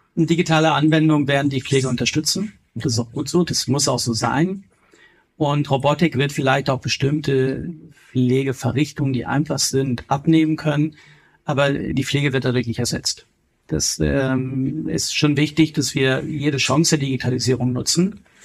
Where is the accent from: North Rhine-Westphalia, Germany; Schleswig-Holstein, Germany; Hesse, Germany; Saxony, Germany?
Schleswig-Holstein, Germany; Kiel; also born or lived in Berlin; now in Bavaria, Germany; Ich komme ja ursprünglich aus Kiel